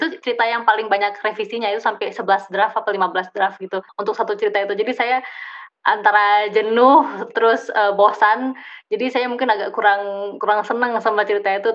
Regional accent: Banda Aceh, Aceh, Indonesia; also born or lived in Leiden; now in Bandung, Indonesia; saya lahir di Aceh, eh, dan saya otomatis menjadi orang Aceh

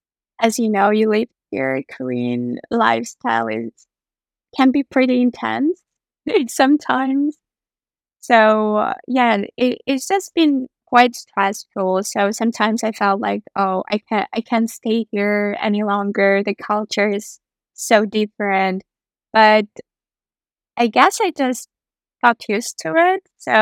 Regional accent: Andijan, Andijan Region, Uzbekistan; born there; English is a second language; I was born in the city called Andijan, which is located about 4 or 5 hours from Tashkent. Tashkent is the capital of Uzbekistan.

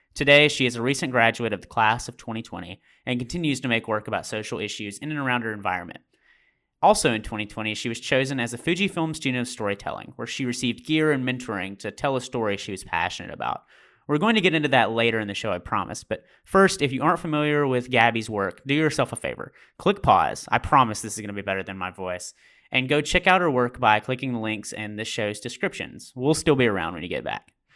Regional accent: Amory, Mississippi, United States; moved away as an adult; also born or lived in New Haven, Connecticut; I am from Mississippi in the USA. It's where I graduated uh, in a rural town um, called Amory.

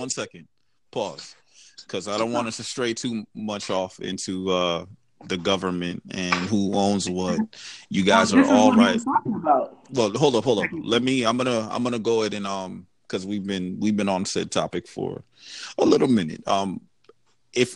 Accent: Jamaica; I'm from Jamaica

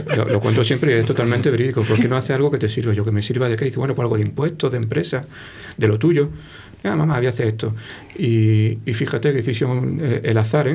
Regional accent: Málaga, Andalusia, Spain; accent: Malagueño; moved away as an adult; also born or lived in Granada; now in Valladolid, Spain; soy un poco malagueño.

